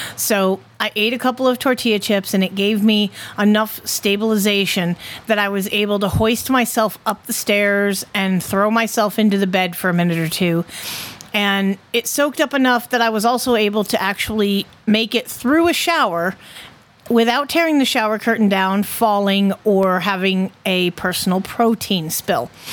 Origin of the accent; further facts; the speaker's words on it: Connecticut, United States; my home state